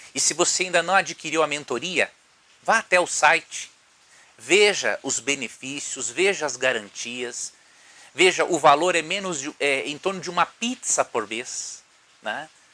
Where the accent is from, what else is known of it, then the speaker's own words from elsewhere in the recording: Paragominas, Pará, Brazil; estou falando aqui de Paragominas, no estado